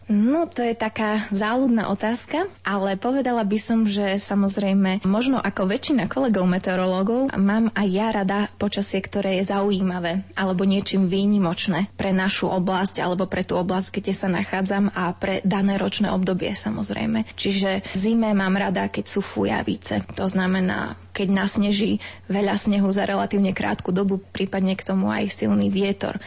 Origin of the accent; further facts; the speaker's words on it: eastern Slovakia, Slovakia; Ja som pôvodom z východu, u nás to funguje najmä na tom oblievaní